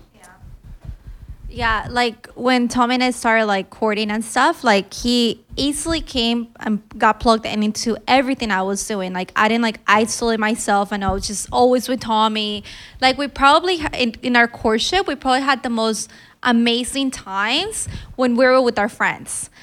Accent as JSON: {"language": "English", "country": "Colombia", "said": "I'm just from Colombia"}